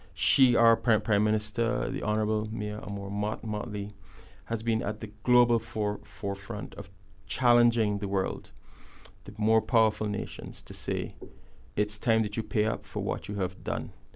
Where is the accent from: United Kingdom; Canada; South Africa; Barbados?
Barbados; now in Kenya